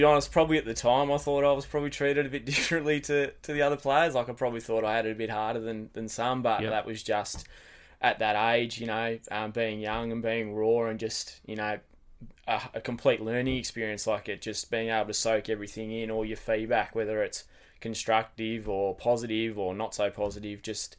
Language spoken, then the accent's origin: English; Wesley Vale, Tasmania, Australia; So I grew up in Wesley Vale, not far from the footy ground there. So mum, dad, sister, we pretty much were there from day one.